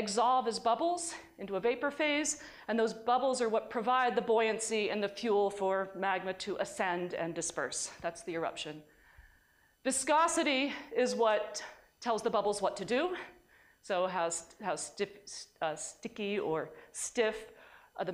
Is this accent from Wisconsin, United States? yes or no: no; New York, United States; in New York we call this seltzer